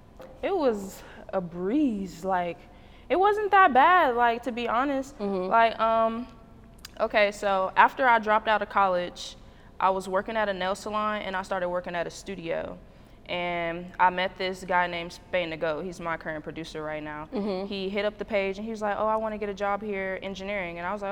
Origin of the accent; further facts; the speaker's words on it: Marion, Illinois, United States; I'm from Illinois. Illinois. But Marion, Illinois.